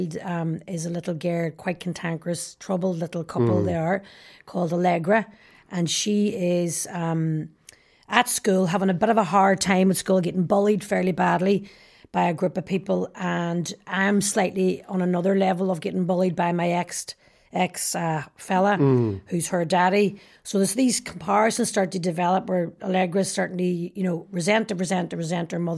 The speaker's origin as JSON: {"language": "English", "town": "Derry", "region": "Northern Ireland", "country": "United Kingdom", "said": "I'm very obsessed with injustice because I'm from Derry"}